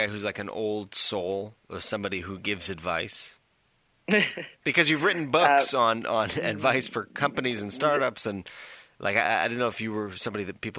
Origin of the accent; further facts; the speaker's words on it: East Coast of Canada, Canada; By the way, I'm also Canadian from the other side, the East Coast.